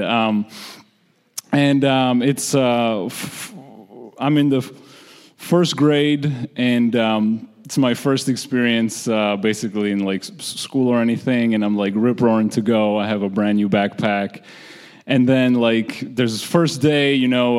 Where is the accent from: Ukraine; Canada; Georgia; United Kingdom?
Georgia; moved away; I'm originally from the Republic of Georgia, which is a former Soviet state